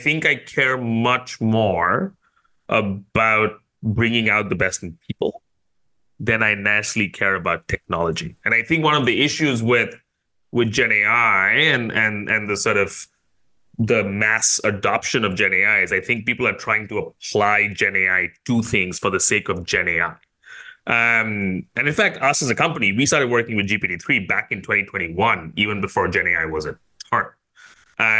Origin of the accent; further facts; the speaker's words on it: India; now in Singapore; I grew up in India, but I've called Singapore home for a while